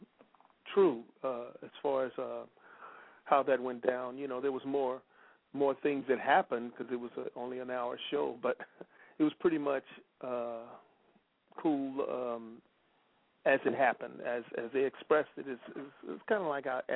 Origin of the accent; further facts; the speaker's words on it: Memphis, Tennessee, United States; moved away; also born or lived in South Bend, Indiana / Los Angeles; my father was from Memphis, so I only was there 3 days after I was born, and it went right back to Memphis